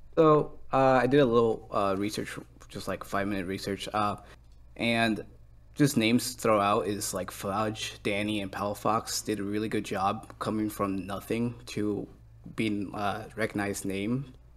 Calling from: Elkhart, Indiana, United States; I am calling from Elkhart, Indiana.

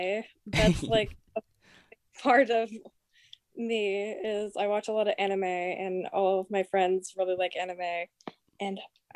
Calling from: New Brunswick, Canada; I'm calling from New Brunswick.

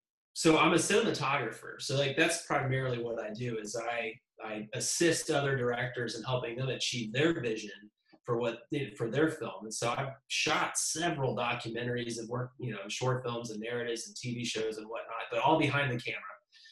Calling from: Austin, Texas, United States; So I am in Austin, Texas.

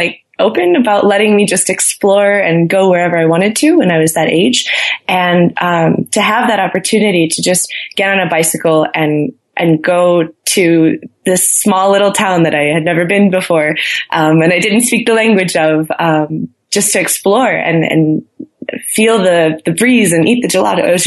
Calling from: Boulder, Colorado, United States; I am currently calling you from Boulder, Colorado. Beautiful Boulder.

